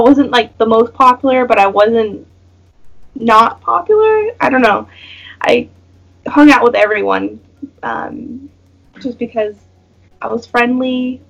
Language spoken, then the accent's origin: English; United States; now in Singapore; about to turn 28 years old. I'm married. I'm American, obviously.